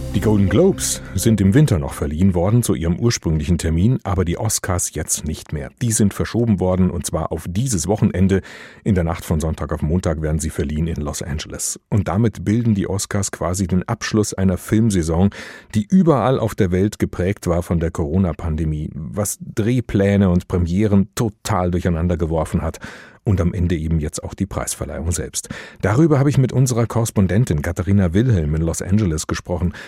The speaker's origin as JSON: {"language": "German", "country": "Germany", "said": "Bei uns in Deutschland"}